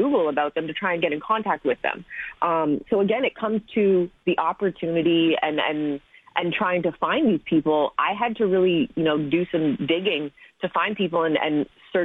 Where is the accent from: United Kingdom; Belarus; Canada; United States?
Canada; moved away; Growing up in Canada, there weren't women who looked like me